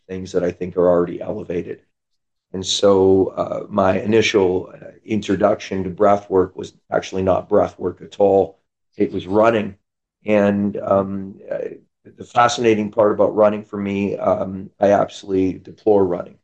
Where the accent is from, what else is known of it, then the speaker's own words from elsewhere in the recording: Canada; now in San Diego, United States; I'm from Canada, came down to California